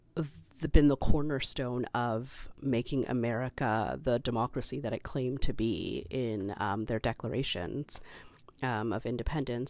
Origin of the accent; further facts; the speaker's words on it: Toronto, Ontario, Canada; I have been born here. I am Canadian